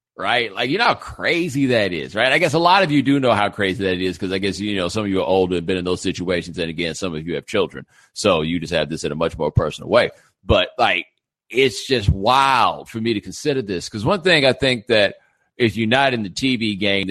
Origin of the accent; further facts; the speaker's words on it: Houston, Texas, United States; now in Miami, United States; I'm from Houston